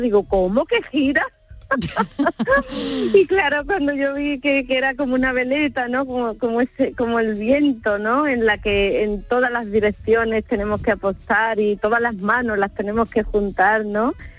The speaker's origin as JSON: {"language": "Spanish", "region": "Andalusia", "country": "Spain", "said": "somos generosos los andaluces"}